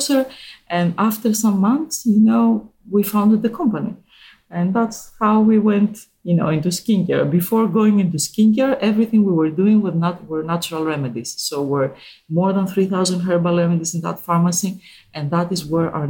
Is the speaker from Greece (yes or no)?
yes; Greece; I was born and raised in Greece, and I grew up there.